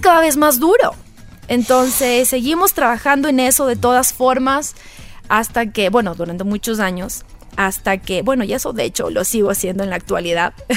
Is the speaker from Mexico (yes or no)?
no; Manta, Manabí, Ecuador; also born or lived in Quito; me crié en Playa Murciélago, en Manta